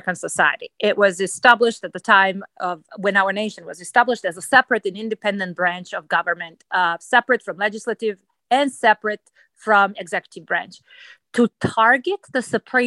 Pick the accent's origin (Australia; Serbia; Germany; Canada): Serbia; moved away as an adult; now in United States; I was born in Yugoslavia